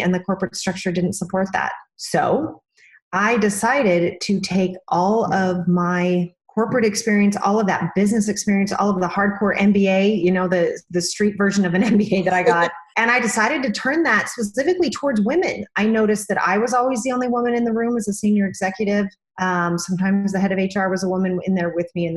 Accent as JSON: {"language": "English", "town": "Sandy", "region": "Utah", "country": "United States", "moved": "as an adult", "lives_now": "New York City, United States", "said": "I'm originally from Sandy, Utah, which is a little bit far away from where I live outside of New York City now"}